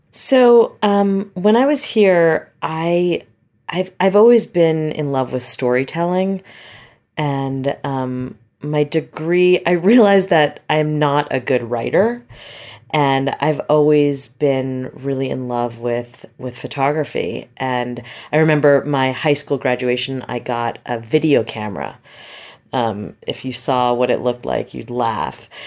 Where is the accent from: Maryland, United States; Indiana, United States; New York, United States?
New York, United States; Westchester; moved away; I grew up in Westchester, uh, which is about sixty miles north of Manhattan